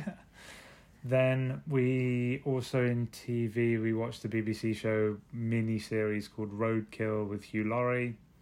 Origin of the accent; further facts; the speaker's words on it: London, United Kingdom; I'm from London